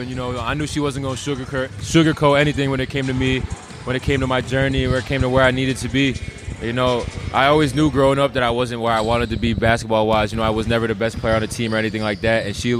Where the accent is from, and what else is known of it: Paterson, New Jersey, United States; born or raised there